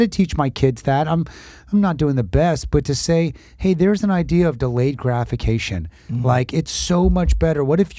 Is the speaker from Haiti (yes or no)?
yes; Port-au-Prince, Ouest, Haiti; born there; I was born in Haiti and Canopy Vert, Port-au-Prince.